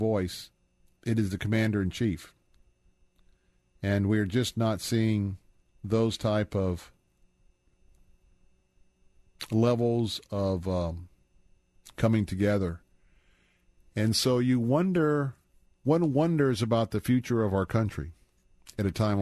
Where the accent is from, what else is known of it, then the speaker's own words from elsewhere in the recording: Tampa, Florida, United States; I was born and raised here in Tampa.